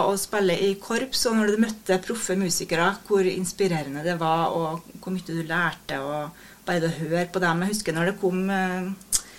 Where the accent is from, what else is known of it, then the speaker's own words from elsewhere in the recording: Steinkjer, Trøndelag, Norway; moved away as an adult; now in Trondheim, Norway; jeg er jo fra Steinkjer, da.